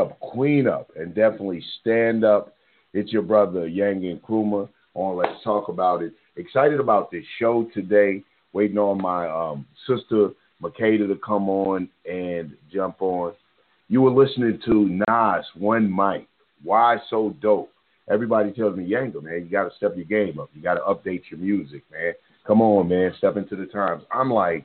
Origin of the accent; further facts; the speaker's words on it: Louisville, Kentucky, United States; I'm from Louisville.